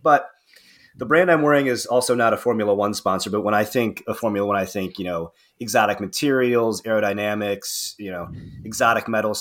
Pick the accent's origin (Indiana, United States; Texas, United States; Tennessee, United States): Indiana, United States; Northern; moved away as an adult; now in Cincinnati, United States; Northern Indiana in my hometown